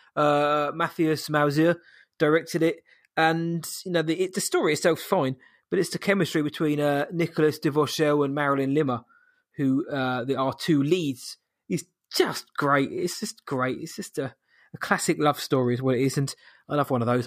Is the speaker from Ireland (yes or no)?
no; United Kingdom; I am British.